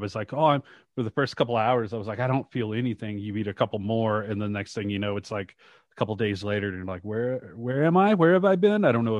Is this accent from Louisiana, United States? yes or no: yes; Shreveport, Louisiana, United States; I went to I grew up in Shreveport, Louisiana, not too terribly far from Dallas or Birmingham where you're at now.